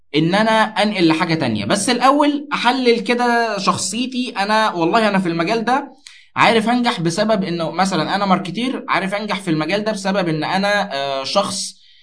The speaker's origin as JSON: {"language": "Arabic", "town": "Alexandria", "region": "Alexandria Governorate", "country": "Egypt", "said": "كانت شغاله في شركه من شركات البترول المشهوره قوي عندنا في اسكندريه"}